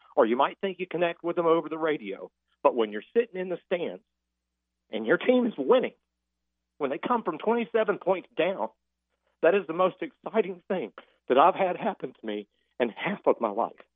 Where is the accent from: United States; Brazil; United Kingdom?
United States; Jacksonville, Florida; now in Clarksville, Tennessee, United States; I'm from Jacksonville. It's my home